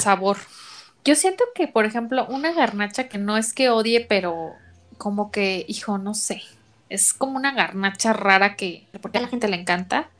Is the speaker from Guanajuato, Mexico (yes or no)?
yes; León, Guanajuato, Mexico; moved away; De mi pueblo